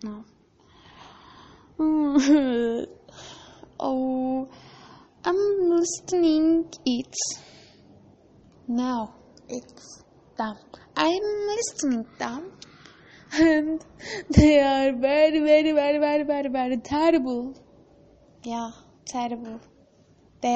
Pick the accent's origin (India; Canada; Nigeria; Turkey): Turkey; English is a second language; I'm from Turkey. I am Turkish